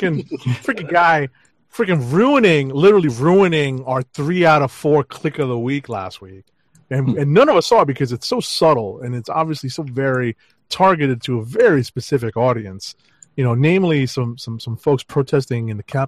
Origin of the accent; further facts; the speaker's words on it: United States; I mean, I'm from America, but still Indo, you know?